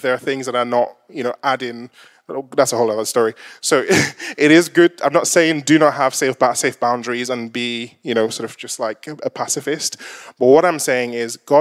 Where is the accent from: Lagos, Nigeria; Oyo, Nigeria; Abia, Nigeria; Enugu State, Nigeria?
Lagos, Nigeria; I'm Nigerian descent, if you haven't kind of picked that up. and there was, typically when you go to some of the markets in Lagos, where I'm from